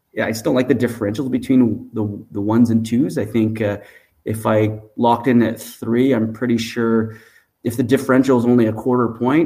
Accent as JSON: {"language": "English", "town": "Montreal", "region": "Quebec", "country": "Canada", "tie": "born or raised there", "said": "I'm actually born and raised in Montreal."}